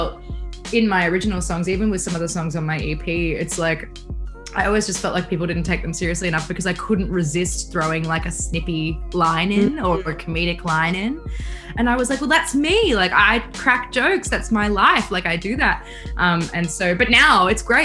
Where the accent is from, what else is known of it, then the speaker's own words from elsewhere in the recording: Bathurst, New South Wales, Australia; Bathurst, which is just like, it's my hometown as well. So I was born there, grew up there